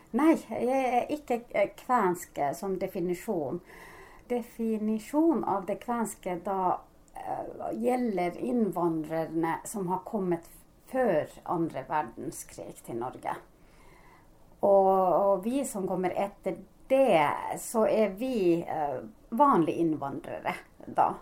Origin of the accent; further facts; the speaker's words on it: Sodankylä, Lapland, Finland; accent: Sodankylä dialect (Northern Finnish); Norwegian is a second language; now in Norway; min egen dialekt er fra Nord-Finland, Sodanguller-dialekt.